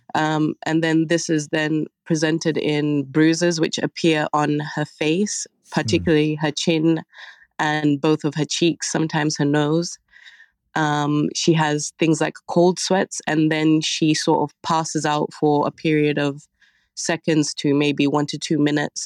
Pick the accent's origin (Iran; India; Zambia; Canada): Zambia; moved away; we come from Zambia